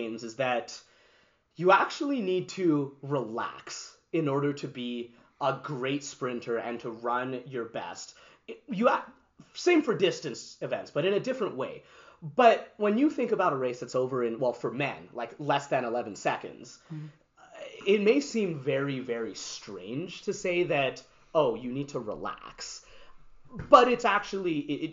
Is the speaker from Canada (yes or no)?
yes; Canada; also born or lived in New York, United States; to have grown up in this country, to also have been born in the States